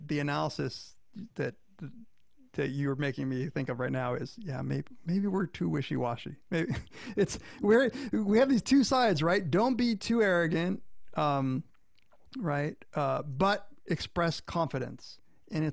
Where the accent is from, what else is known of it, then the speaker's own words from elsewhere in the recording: Florida, United States; I grew up in Florida